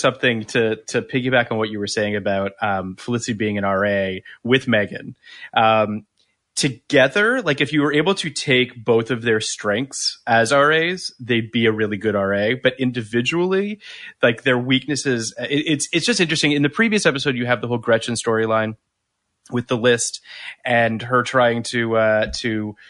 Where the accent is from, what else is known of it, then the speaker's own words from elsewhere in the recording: Canada; I'm from Canada